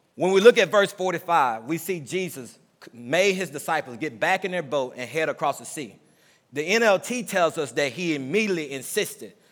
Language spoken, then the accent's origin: English; Mississippi, United States; I'm from Mississippi, so there's a lot of old sayings that we say growing up in the South